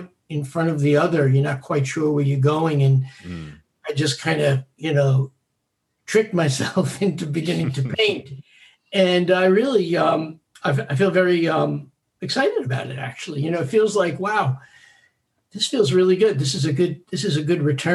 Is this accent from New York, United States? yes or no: yes; New York City, New York, United States; I was born on Staten Island and I'm still here